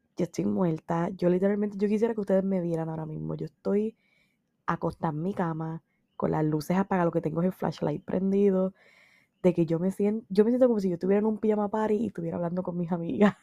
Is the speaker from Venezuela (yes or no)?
no; San Sebastián, Puerto Rico; also born or lived in Mayagüez; yo soy del área oeste, yo soy de San Sebastián. Yo hice mi bachillerato en Mayagüez.